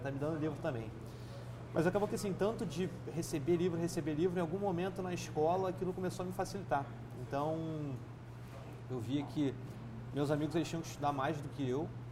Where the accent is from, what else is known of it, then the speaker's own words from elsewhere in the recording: Nova Friburgo, Rio de Janeiro, Brazil; Eu nasci em Nova Friburgo, interior do estado, região serrana, é, em 87